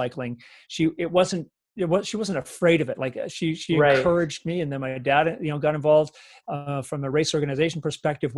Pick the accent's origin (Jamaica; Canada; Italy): Canada; Coquitlam, British Columbia; I was a hockey fan growing up in Coquitlam